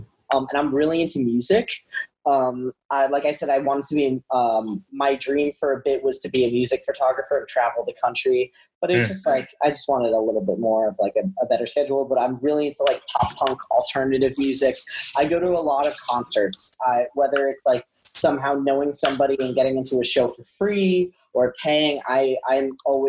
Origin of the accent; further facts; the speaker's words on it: New York, United States; Being a New Yorker, you're used to getting punched in the face by life over and over again.